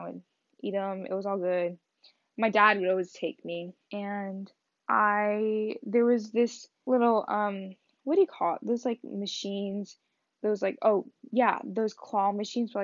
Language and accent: English; Texas, United States; born or raised there; first language Vietnamese; English is a second language; also born or lived in Wichita, Kansas